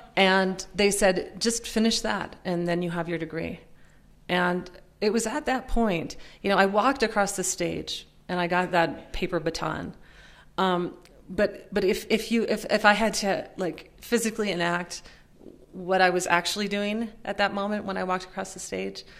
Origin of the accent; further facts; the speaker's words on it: Minnesota, United States; also born or lived in Pennsylvania; grown up uh, poor and working class in, in, Minnesota, most of the time in Minnesota. I was born in Pennsylvania, but um, moved to Minnesota when I was about six